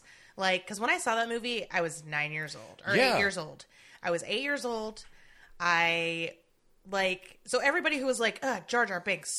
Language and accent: English; United States; We're American